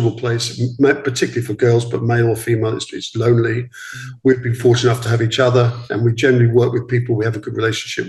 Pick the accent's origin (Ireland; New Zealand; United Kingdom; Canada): United Kingdom; East Grinstead, South East England; also born or lived in Sydenham, London; Both born in London. We grew up in East Grinstead. I was born in South East London.